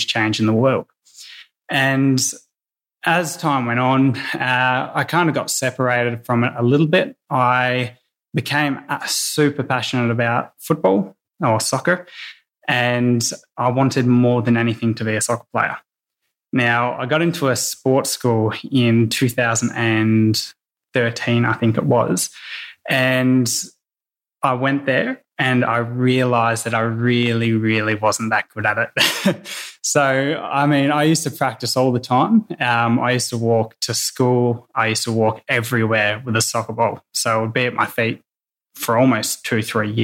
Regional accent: Yarra Valley, outside Melbourne, Victoria, Australia; I grew up in the Yarra Valley, just outside of Melbourne.

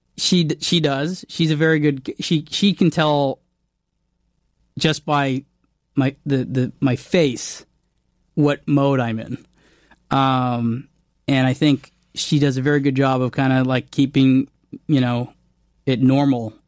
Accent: Canada; I'm Canadian

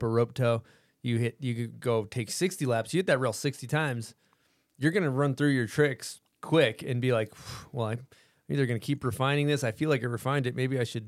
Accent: East Coast, United States; We're from the East Coast. We're just dickheads.

